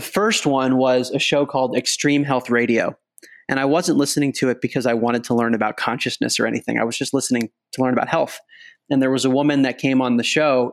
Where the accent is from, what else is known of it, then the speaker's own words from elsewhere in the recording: outside of Baltimore, Maryland, United States; moved away as an adult; also born or lived in Princeton, New Jersey / New York / Boston; now in San Francisco, United States; I grew up outside of Baltimore, Maryland